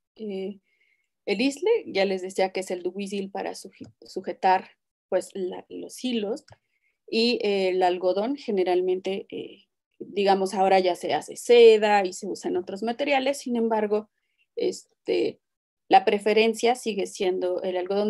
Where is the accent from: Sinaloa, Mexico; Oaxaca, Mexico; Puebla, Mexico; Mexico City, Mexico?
Oaxaca, Mexico; Rincón region; el rincón Shita, que es pues, de donde, no sé si todos vienen de allá, pero este, pues es de donde yo soy